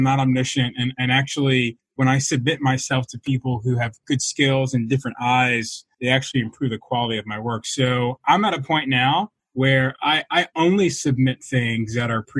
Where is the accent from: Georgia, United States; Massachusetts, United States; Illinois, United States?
Georgia, United States; Atlanta; I was raised in Atlanta, Georgia